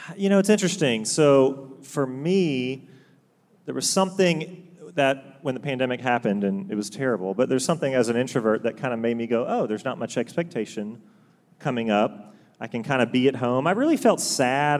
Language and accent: English; Augusta, Georgia, United States; also born or lived in Chapel Hill, North Carolina; born and raised basically in Augusta, Georgia.